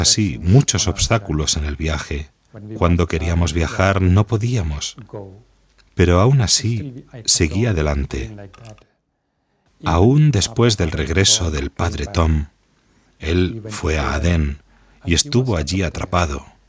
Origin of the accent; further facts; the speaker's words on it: Kerala, India; moved away; also born or lived in Yemen; de la India, del estado de Kerala